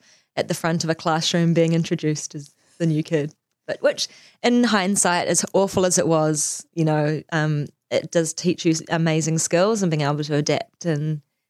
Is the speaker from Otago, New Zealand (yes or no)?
no; Auckland, New Zealand; born there; also born or lived in Singapore / Wellington, New Zealand; So, yeah, so I was born in Auckland, so literally like here, right here.